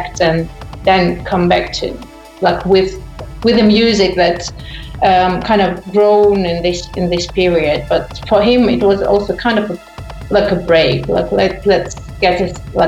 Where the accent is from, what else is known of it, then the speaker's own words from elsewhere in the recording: Ukraine; moved away as an adult; now in Munich, Germany; I'm originally from Ukraine